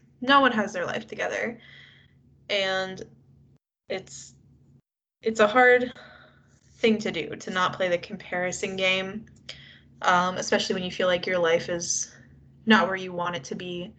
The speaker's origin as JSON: {"language": "English", "country": "United States", "said": "we're both American"}